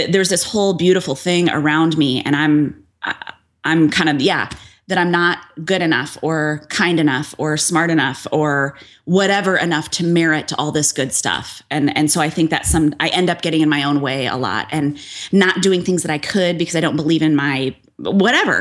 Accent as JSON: {"language": "English", "town": "Barrington", "country": "United States", "tie": "born or raised there", "said": "I live in my hometown"}